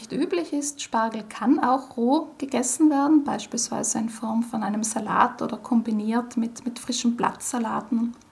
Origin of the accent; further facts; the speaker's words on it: Trentino-Alto Adige, Italy; Bei uns in Südtirol ist die sogenannte Bozner Soße mit frischem Schnittlauch beliebt, auf der Basis von hartgekochten Eiern.